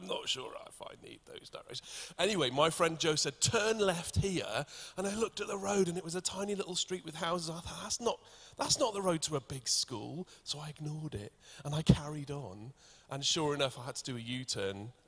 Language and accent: English; Wales, United Kingdom; accent: Welsh; I'm Welsh, and the more nervous I get, the more my accent comes out